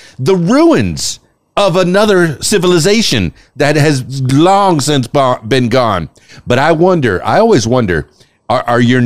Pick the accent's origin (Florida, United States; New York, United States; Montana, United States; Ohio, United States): Florida, United States; Florida Keys, United States; I'm from the Florida Keys here in the United States